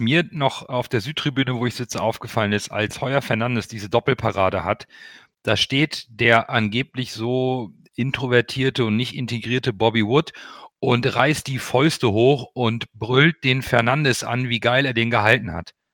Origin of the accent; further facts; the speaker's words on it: Hamburg, Germany; Ich bin vor 40 Jahren in Hamburg geboren worden, als Kind portugiesischer Einwanderer